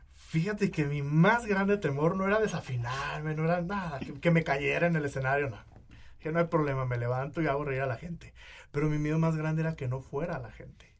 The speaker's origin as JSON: {"language": "Spanish", "town": "Uruapan", "region": "Michoacán", "country": "Mexico", "tie": "born or raised there", "also_born_or_lived": "Guadalajara", "moved": "yes", "lives_now": "Mexico City, Mexico", "said": "yo vivía en Uruapan, yo nací en Uruapan, Michoacán."}